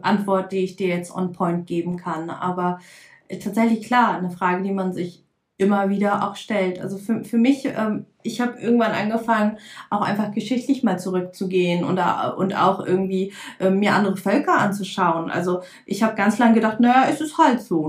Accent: Lüneburg Heath, Lower Saxony, Germany; ich komme aus der Lüneburger Heide

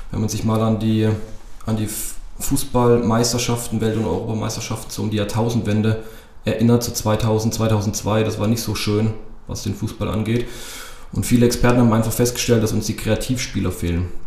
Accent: Baden-Württemberg, Germany; Landesliga Rhein-Neckar zu spielen, beziehungsweise Landesliga bei uns zu Hause in Baden-Württemberg.

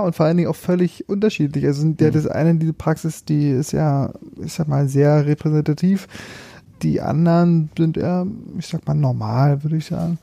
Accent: Märkisch-Oderland, Brandenburg, Germany; moved away as an adult; also born or lived in Berlin / Greifswald; ich bin quasi den, den Weg zurückgegangen in meine alte Heimat, äh, Märkisch-Oderland

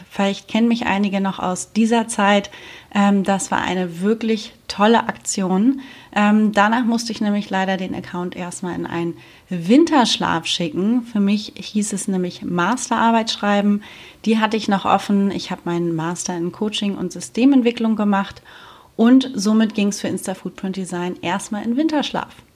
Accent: Germany; now in Spain; ich bin damals von Deutschland nach Spanien ausgewandert

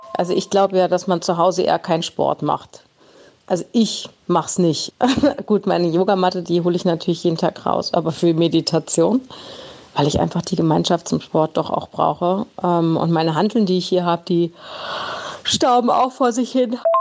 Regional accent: the West, West Germany, Germany; ich komme ja auch aus dem Westen

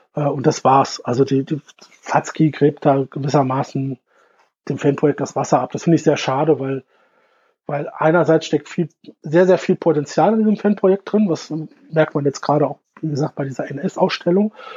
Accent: Germany; ich als, als, als Deutscher

